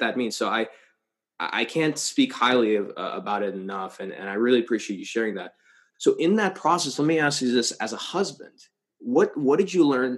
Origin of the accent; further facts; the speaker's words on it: United States; I grew up on the Mexican border.